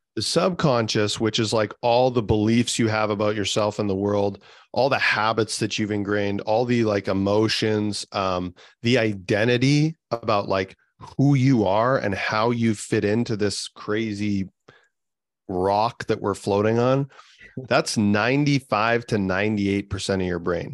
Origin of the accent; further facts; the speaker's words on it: the center of Canada, central Canada, Canada; I'm from the center of Canada. Um, it's minus 30 here today.